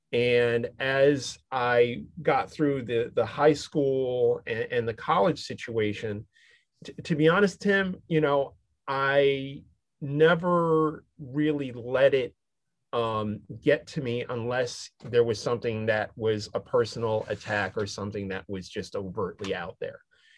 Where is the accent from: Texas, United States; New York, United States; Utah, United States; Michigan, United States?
New York, United States; Syracuse; My dad was a minister, and I grew up in Syracuse, New York, and which is predominantly white, and pretty much rural except for the university that was, you know, Syracuse University there.